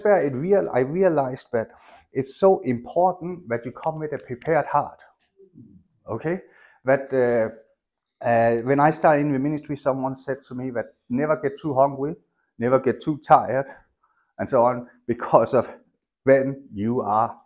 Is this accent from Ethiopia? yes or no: no; Denmark; moved away; I grew up in Denmark.